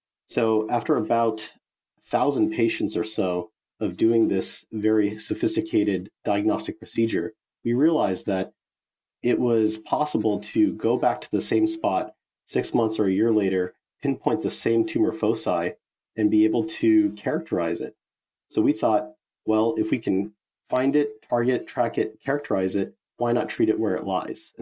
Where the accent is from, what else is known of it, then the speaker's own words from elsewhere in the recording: Bay Area, California, United States; I'm from the Bay Area